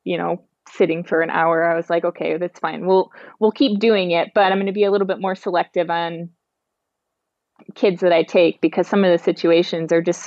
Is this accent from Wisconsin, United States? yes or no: yes; Wisconsin, United States; I'm from Wisconsin